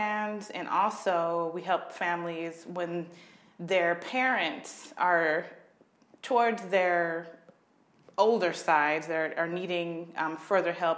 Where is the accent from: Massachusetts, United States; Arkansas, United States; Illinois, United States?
Illinois, United States; Carbondale; also born or lived in Alton, Illinois / Chicago, Illinois; grew up in a small town in southern Illinois called Carbondale, Illinois